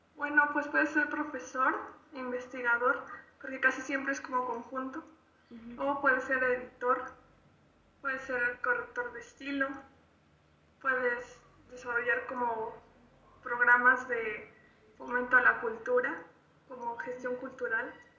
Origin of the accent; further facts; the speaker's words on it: Bajío, Mexico; yo soy de aquí, del Bajío